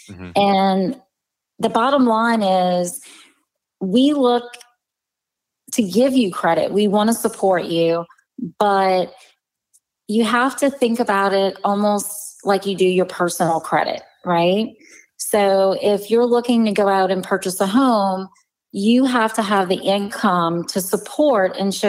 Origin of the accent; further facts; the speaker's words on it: Louisiana, United States; I'm from the South. We can say a lot in a very short period of time.